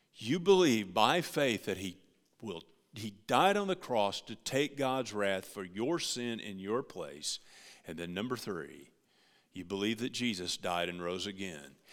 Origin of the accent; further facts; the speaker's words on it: United States; As American Christians